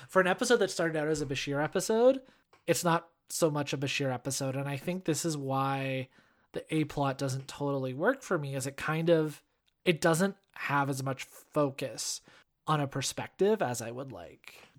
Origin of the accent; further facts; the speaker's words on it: Canada; being Canadian